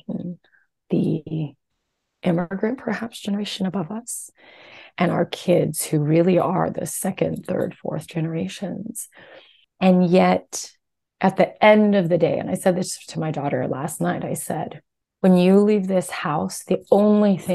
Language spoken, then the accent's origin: English; New Jersey, United States; also born or lived in Taiwan; now in Houston, United States; I was raised here in America and yet was heavily steeped in our Taiwanese dialect, speaking Mandarin Chinese through both my parents, going to Chinese school on the weekends, and then also had a more kind of, I guess, white dominant environment that I grew up in, growing up in New Jersey in the suburbs